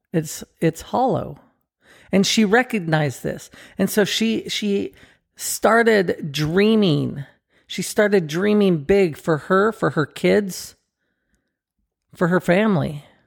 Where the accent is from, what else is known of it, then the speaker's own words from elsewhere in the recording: Southern California, United States; we grew up together in Southern California